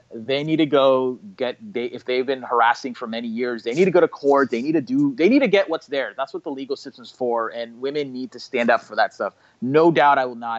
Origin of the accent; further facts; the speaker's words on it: Bay Area, California, United States; I'm a California native, born and raised. I grew up in Bay Area for the first 18 years of my life. And then after that, I moved to SoCal.